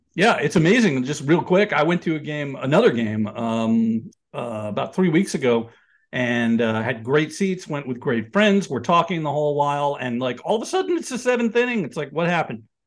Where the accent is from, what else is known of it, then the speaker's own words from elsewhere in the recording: New York area, United States; I grew up in the New York area in the nineteen seventies, um, you know, lived in the city in the eighties.